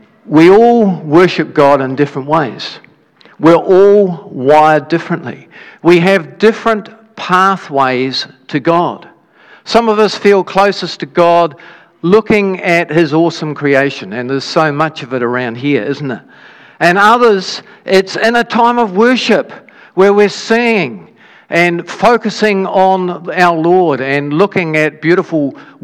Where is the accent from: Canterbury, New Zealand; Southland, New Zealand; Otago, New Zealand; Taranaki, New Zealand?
Otago, New Zealand; Dunedin; when I was a child, we grew up in Dunedin